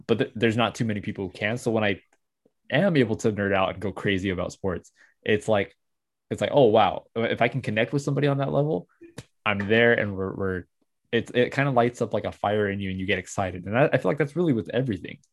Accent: United States

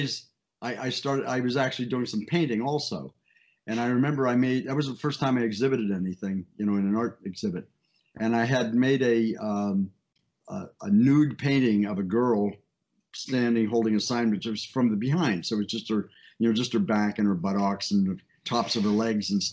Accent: Miami, Florida, United States; also born or lived in Paducah, Kentucky / Ohio; I pretty much grew up in Miami

